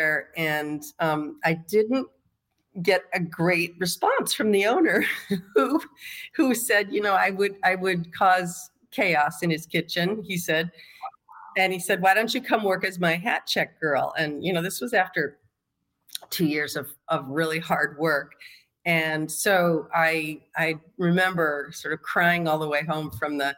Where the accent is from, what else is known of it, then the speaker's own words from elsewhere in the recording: Michigan, United States; also born or lived in Chicago / Paris; now in Los Angeles, United States; I grew up in Michigan